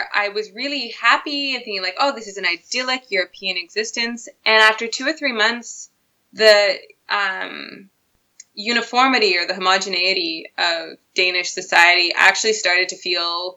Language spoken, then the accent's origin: English; Canada; moved away as an adult; now in Copenhagen, Denmark; as a Canadian